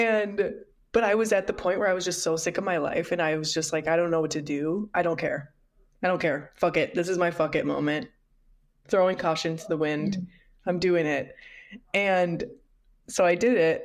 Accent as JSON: {"language": "English", "region": "Midwest", "country": "United States", "tie": "born or raised there", "said": "I grew up in the Midwest"}